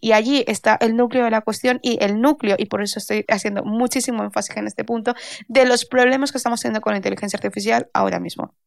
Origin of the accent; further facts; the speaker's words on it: Valencia, Valencian Community, Spain; soy de Valencia